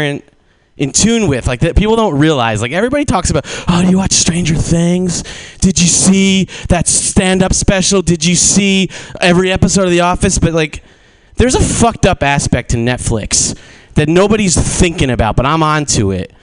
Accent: New Jersey, United States; moved away as an adult; now in San Francisco, United States; I'm from New Jersey, and I moved to San Francisco a couple years ago

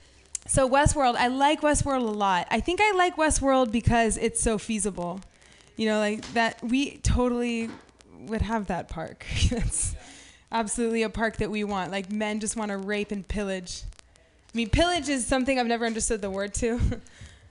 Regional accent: Half Moon Bay, California, United States; I grew up in Half Moon Bay

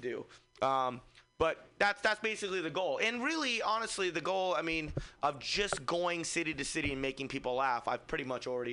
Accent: Fremont, California, United States; I'm from Fremont

